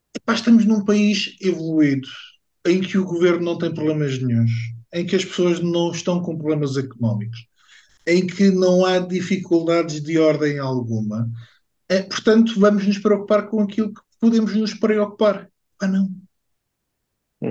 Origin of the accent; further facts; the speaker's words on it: Portugal; não faz parte da minha identidade enquanto português